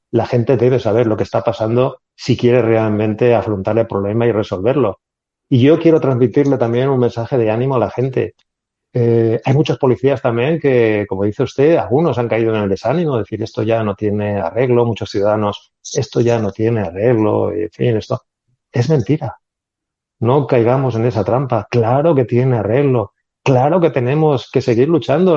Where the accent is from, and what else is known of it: Spain